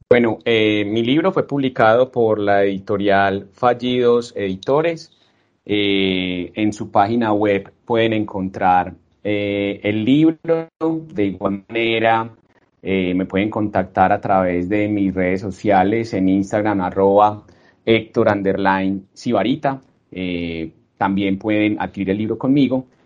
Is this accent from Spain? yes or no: no; Colombia; de alguna manera nosotros como colombianos no conocemos nuestro país